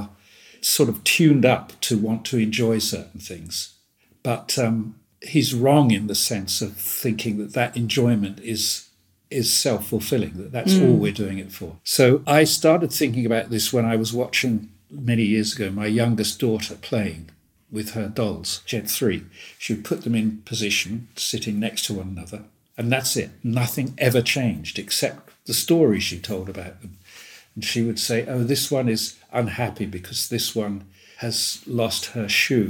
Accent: Woodbridge, East of England, United Kingdom; where I grew up in Suffolk, we had a lot of American air bases around us, three within 5 miles of my town.

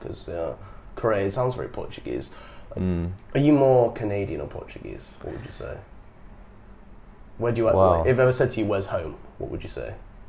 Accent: Manchester, North West England, United Kingdom; moved away as an adult; now in Vietnam; And I'm from Manchester, UK, where Ronaldo played Man United

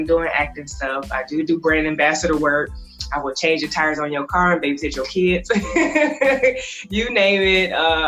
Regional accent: Florida, United States; also born or lived in Michigan / Georgia; I was born in Michigan. I started elementary school in Georgia, and I grew up in Florida.

